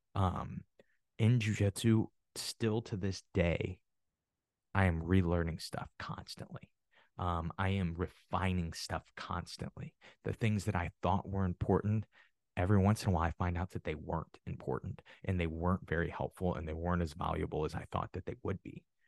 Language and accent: English; Midwest, United States; I'm from the Midwest, and it is huge on wrestling